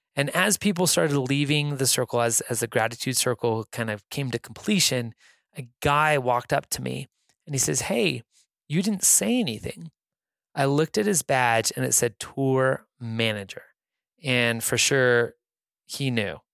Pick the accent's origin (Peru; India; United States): United States; Reno, Nevada; I'm from Reno, Nevada